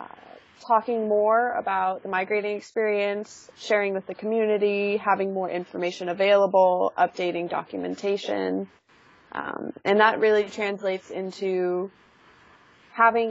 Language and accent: English; California, United States; I was born and raised in California